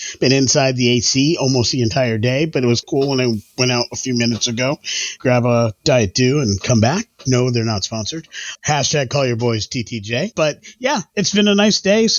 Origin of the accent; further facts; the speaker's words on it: Ithaca, New York, United States; I was born and raised in Ithaca, New York.